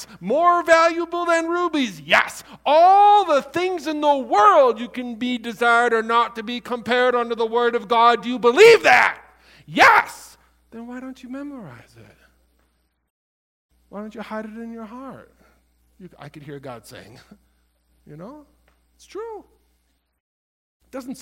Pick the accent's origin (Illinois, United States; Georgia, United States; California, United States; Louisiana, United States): Illinois, United States; I was from Illinois